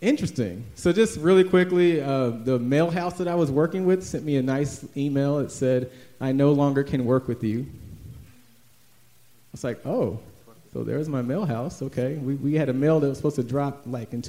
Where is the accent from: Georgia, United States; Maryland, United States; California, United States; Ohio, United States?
Georgia, United States; Atlanta; also born or lived in Washington, D.C. / Chicago; I grew up in Atlanta, went to Mays High School